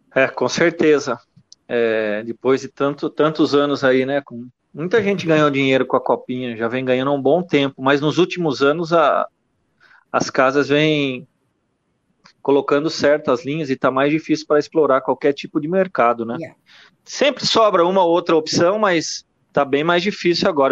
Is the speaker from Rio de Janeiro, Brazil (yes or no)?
no; Itu, São Paulo, Brazil; Eu sou de Tu